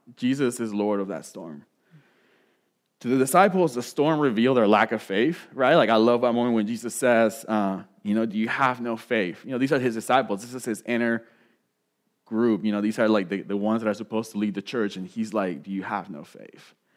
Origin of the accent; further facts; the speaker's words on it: Puerto Rico; moved away; growing up in Puerto Rico